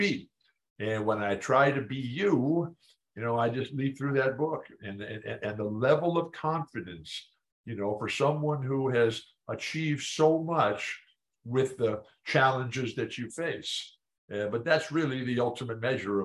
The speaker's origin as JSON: {"language": "English", "town": "San Diego", "region": "California", "country": "United States", "tie": "born or raised there", "said": "I live in my hometown. I'm married to the woman of my dreams, not long enough. I live in the house of my dreams, San Diego"}